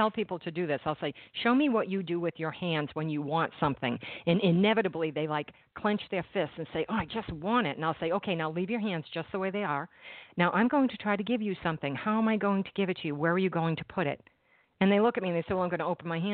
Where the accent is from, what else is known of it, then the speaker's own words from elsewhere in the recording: Boston, Massachusetts, United States; Boston University, my hometown